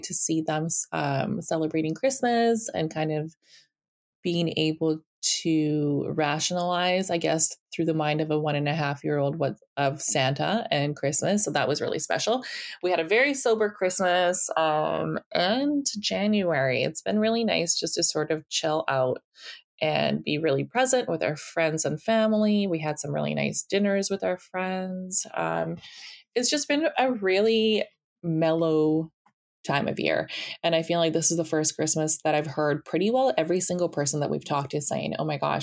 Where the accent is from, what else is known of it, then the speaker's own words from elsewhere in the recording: Siberia, Russia; moved away; I was born in Siberia